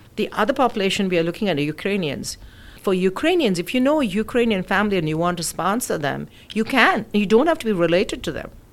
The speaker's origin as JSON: {"language": "English", "country": "India", "tie": "born or raised there", "also_born_or_lived": "United Kingdom", "moved": "as an adult", "lives_now": "United States", "said": "So I'm originally from India. I was born in the UK. My parents were living in the UK when I was born, and of course, and then I um, we they went back to India, so I went back to India. So most of my schooling and college was done in India"}